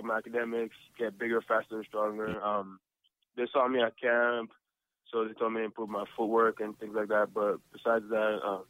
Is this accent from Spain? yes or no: no; Canada; as a Canadian kid, you never see those kind of crowds.